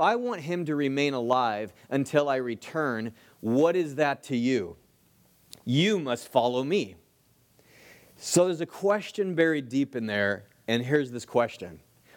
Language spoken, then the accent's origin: English; Los Angeles, California, United States; It is the Valley School of Individual Training in Van Nuys, California. For those of you that know Van Nuys, yeah, I grew up in the hood